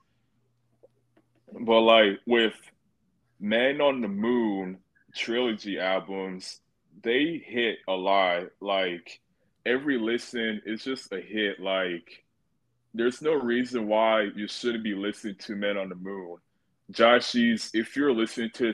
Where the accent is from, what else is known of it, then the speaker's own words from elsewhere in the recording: Sugar Land, Texas, United States; also born or lived in Houston, Texas; I was born in Houston, Texas, but I was raised more in Stafford and Sugar Land